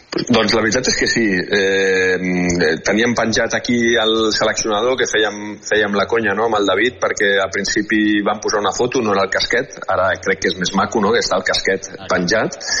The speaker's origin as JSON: {"language": "Catalan", "country": "Spain", "said": "com a jugador espanyol"}